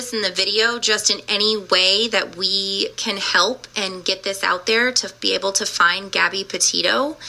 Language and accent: English; Florida, United States; we're from Florida too